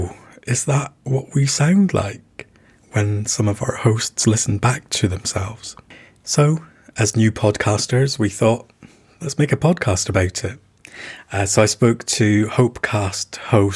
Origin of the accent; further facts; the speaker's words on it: United Kingdom; as a British person